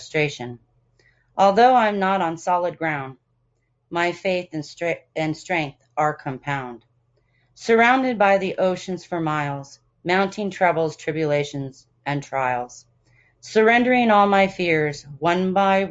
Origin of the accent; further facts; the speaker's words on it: Bay Area, California, United States; I'm from the Bay Area